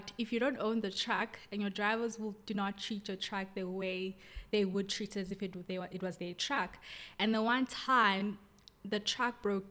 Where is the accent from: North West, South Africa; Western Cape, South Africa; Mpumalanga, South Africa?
Mpumalanga, South Africa; KwaMhlanga; also born or lived in Pretoria; I was born in Pretoria, but I was raised in Kwamhlanga. It's a small township outside Pretoria